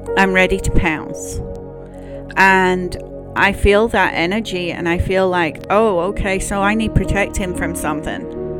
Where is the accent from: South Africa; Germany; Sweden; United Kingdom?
United Kingdom; as a Brit